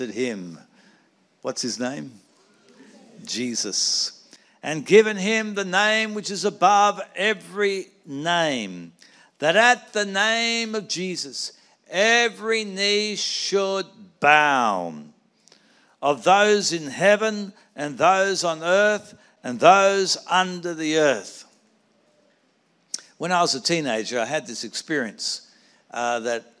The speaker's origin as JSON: {"language": "English", "town": "Sydney", "region": "New South Wales", "country": "Australia", "tie": "born or raised there", "said": "I grew up in the Anglican Cathedral in Sydney"}